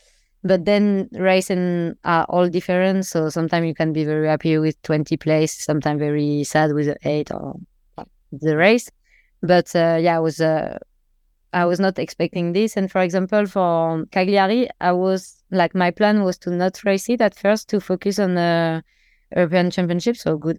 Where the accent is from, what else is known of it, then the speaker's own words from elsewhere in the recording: Metz, Grand Est, France; And usually I'm from Metz, so the rain is my thing.